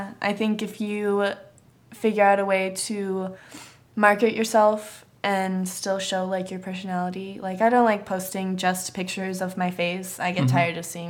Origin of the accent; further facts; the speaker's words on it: East Coast, United States; now in Los Angeles, United States; since I'm from the East Coast